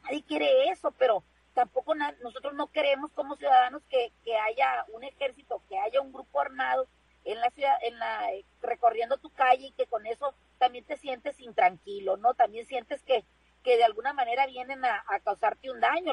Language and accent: Spanish; Mexico; como mexicanos